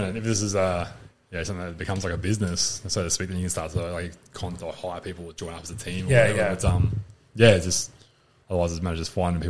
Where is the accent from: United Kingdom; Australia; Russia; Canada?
Australia; Launceston, Tasmania; moved away as an adult; now in Queensland, Australia; Yeah, I'm from Tassie.